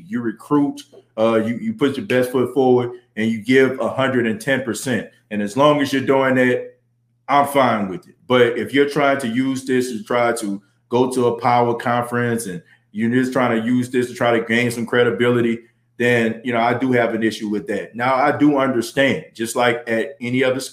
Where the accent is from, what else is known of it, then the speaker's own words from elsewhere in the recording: New Orleans, Louisiana, United States; a lifelong Saints fan growing up in New Orleans